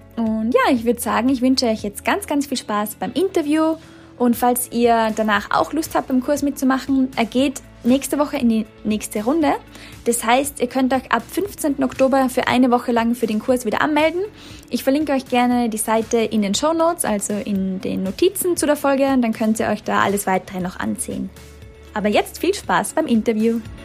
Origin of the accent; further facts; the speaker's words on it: Austria; moved away as an adult; ich komme ursprünglich aus Österreich